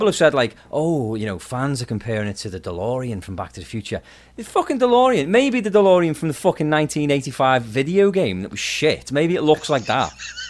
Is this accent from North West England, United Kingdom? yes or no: yes; Liverpool, North West England, United Kingdom; I am from Liverpool, UK, so I'm from where the Beatles are from.